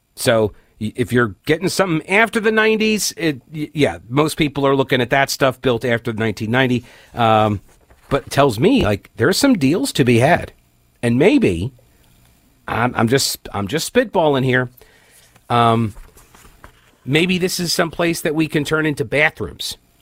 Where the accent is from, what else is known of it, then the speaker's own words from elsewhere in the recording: United States; as an American